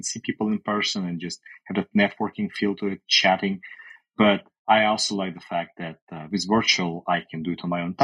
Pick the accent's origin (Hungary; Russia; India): Russia; also born or lived in Canada; now in United States; I currently live in the US, but I lived in Canada, but I'm originally from Europe, from Russia.